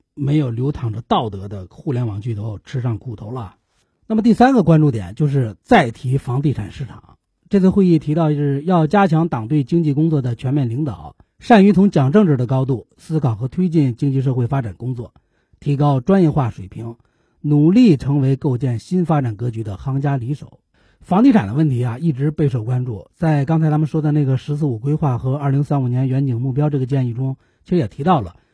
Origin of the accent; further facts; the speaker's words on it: China; 作为中国人